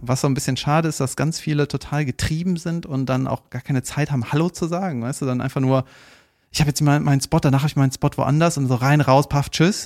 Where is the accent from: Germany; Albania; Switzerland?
Germany; Cologne, North Rhine-Westphalia; sage ich jetzt als Kölner